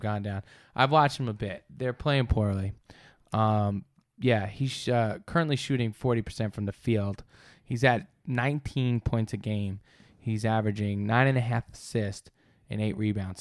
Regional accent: New York, United States; I'm from New York.

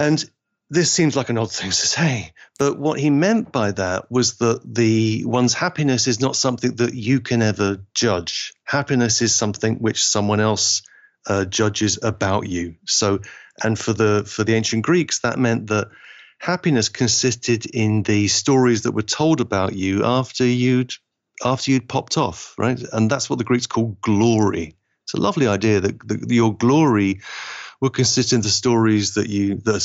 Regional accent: Liverpool, North West England, United Kingdom; you could say I'm English, but I feel like my family is from Liverpool, and Liverpool is just happens to be in England

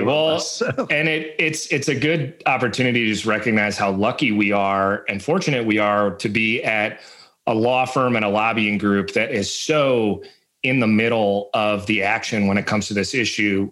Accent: Illinois, United States; my home state of illinois

